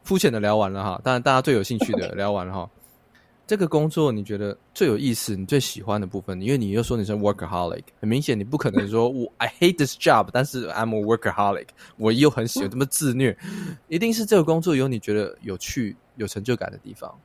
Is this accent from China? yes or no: no; Taiwan; 也许我们台湾人，每一个人都卧虎藏龙